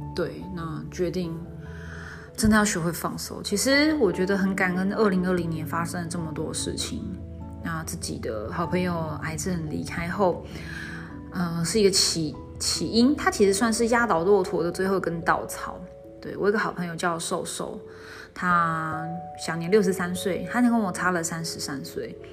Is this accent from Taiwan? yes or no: yes; Zhongli, Taoyuan, Taiwan; now in Tainan, Taiwan; 我打算会到北部，会我老家会，他院，中立那边